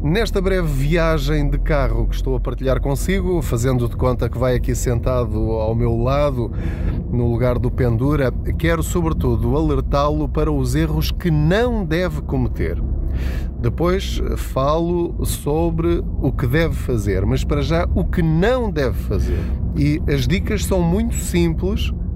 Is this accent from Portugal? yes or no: yes; Portugal; Enquanto portugueses